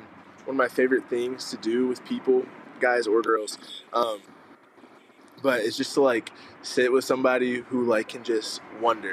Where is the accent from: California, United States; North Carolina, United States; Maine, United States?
North Carolina, United States; Mooresville; moved away as an adult; now in Boone, United States; So I'm originally from Mooresville, which is right north of Charlotte.